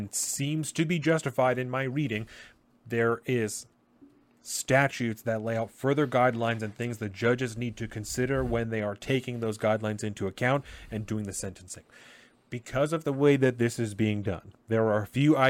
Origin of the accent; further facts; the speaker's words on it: United States; as an American, as a parent, as a human being